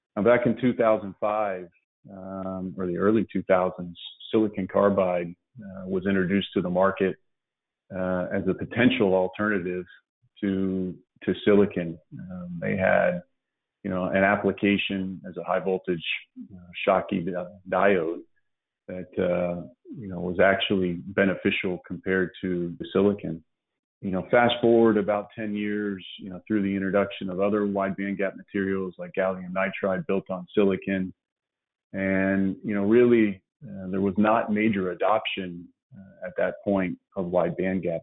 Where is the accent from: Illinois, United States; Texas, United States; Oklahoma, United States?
Texas, United States; Dallas; also born or lived in West Virginia; We grew up in Dallas